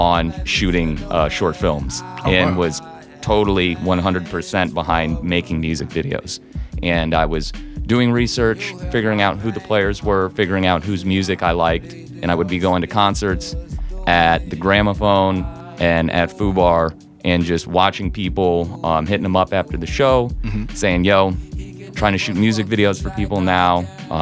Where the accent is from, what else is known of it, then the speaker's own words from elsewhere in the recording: St. Louis, Missouri, United States; I'm from St. Louis. I'm from South City, but I lived in a different state